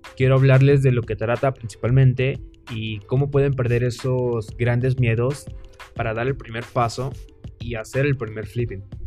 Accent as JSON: {"language": "Spanish", "town": "Villahermosa", "region": "Tabasco", "country": "Mexico", "tie": "born or raised there", "said": "mexicano, nacido en Villahermosa, Tabasco"}